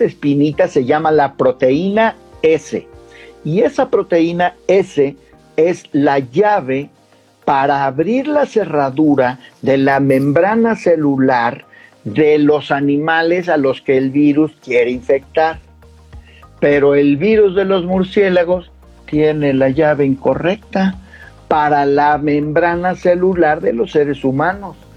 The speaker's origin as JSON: {"language": "Spanish", "country": "Mexico", "said": "yo como mexicano"}